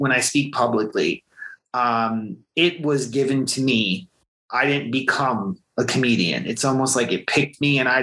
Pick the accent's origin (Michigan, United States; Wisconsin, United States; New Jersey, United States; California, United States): New Jersey, United States; central; I grew up in central New Jersey